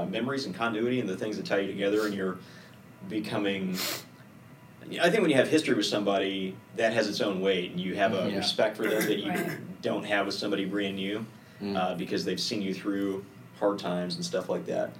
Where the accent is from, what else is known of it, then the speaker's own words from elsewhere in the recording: Texas, United States; moved away as an adult; also born or lived in Minot, North Dakota; I grew up in Texas my whole life